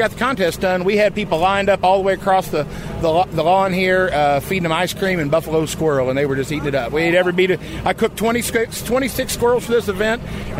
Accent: Kansas City, Missouri, United States; Kansas City, Missouri.

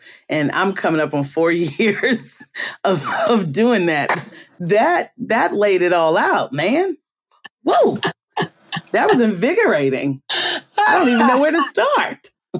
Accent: Baltimore, Maryland, United States; moved away; also born or lived in Compton, California; I am from Baltimore. Born, I lived for a while during very important years in Compton, California.

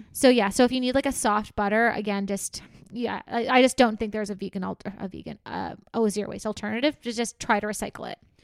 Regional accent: Canada; we're Canadian

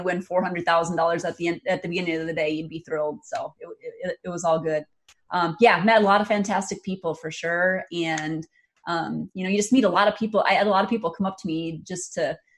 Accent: Hills, Minnesota, United States; moved away as an adult; also born or lived in Moorhead, Minnesota; now in Sioux Falls, United States; I grew up in Hills, Minnesota, which is in the very southwest corner of the state of Minnesota.

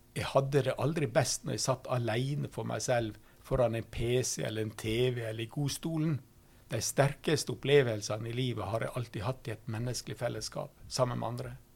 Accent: Norway; first language Norwegian; Jeg har ikke valgt mitt norske språk sjøl, som er mitt morsmål

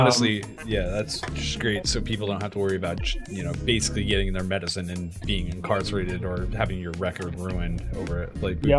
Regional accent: upstate New York, United States; upstate New York, honestly, as we were growing up.

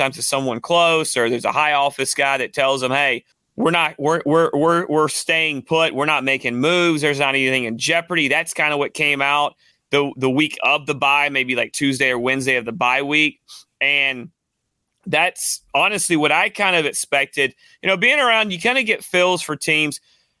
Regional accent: Atlanta, Georgia, United States; This will probably get me kicked out of Atlanta, and I grew up in Atlanta. I'm an Atlanta lifer, as you can tell my voice.

